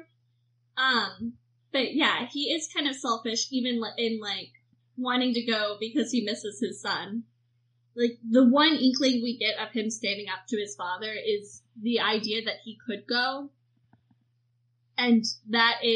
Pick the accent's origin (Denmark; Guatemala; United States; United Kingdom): United States; Virginia; I'm not from the real South. I'm from Virginia, which is kind of the fake South in a lot of ways